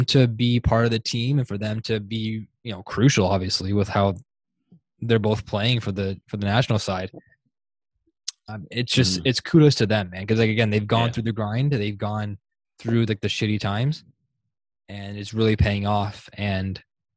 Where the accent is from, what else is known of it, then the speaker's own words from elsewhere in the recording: Canada; We're obviously born here in Canada. We have the Italian blood in us.